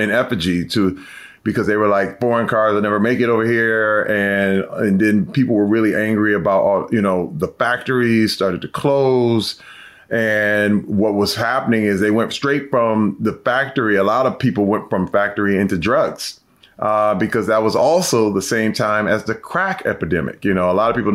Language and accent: English; Flint, Michigan, United States; Growing up in Flint at the time when I was a kid